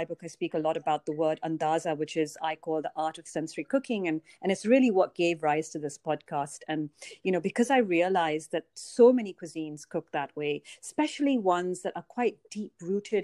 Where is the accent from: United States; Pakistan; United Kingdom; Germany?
Pakistan; Pakistan, in my home country